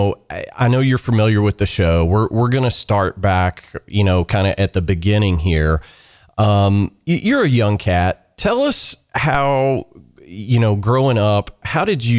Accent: the South, United States; I grew up in the South

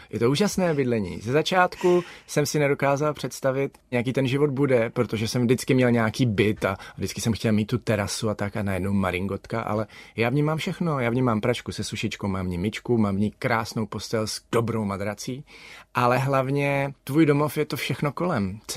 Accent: Olomouc, Olomouc Region, Czechia; já jsem Olomoučák, já jsem nikdy nebyl Pražák. Sice teď jsem doma všude, kde mám maringotku, ale toto je místo, kam se vracím, když mám volno.

